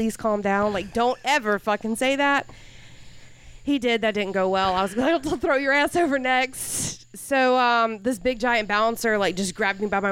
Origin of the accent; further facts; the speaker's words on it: Newberry, Florida, United States; also born or lived in Gainesville, Florida; I was born in Gainesville, I grew up in Newberry